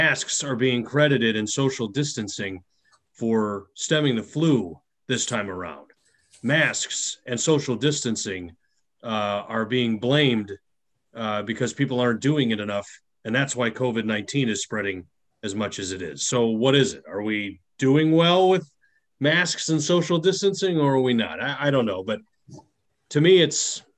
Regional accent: Chicago, Illinois, United States; I grew up in Chicago

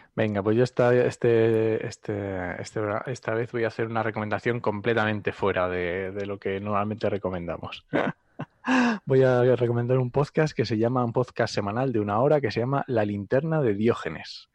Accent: Asturias, Spain; yo también soy asturiano

